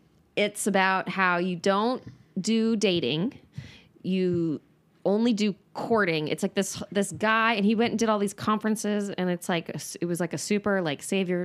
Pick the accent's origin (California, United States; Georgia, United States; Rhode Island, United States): California, United States; Northern California.